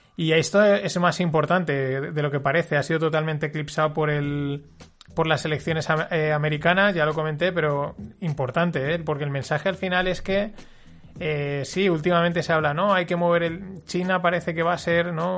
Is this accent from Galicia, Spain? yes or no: no; Paterna, Valencian Community, Spain; yo soy alumno de la Salle, de aquí de Paterna